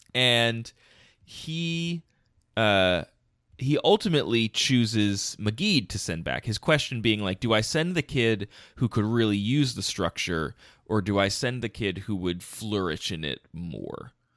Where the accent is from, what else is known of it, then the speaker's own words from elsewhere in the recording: outside Philadelphia, Pennsylvania, United States; also born or lived in Ohio; I'm from outside Philadelphia, Pennsylvania. Like, I have not moved around that much. I spent four years in Ohio, and that's